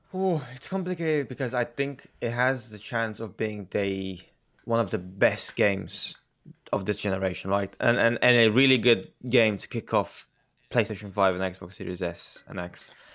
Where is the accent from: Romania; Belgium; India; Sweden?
Romania; I, I grew up in Romania